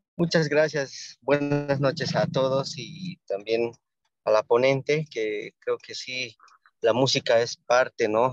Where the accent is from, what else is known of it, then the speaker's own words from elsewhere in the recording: Cochabamba, Bolivia; yo soy de Chabamba